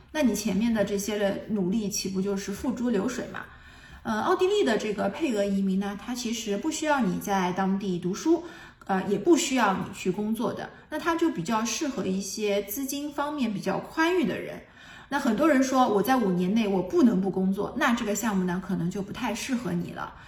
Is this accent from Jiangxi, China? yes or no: no; Shanghai, China; moved away as an adult; now in Vienna, Austria; 我是从上海出来的，其他地方我也不了解，我只能跟我的城市上海相比了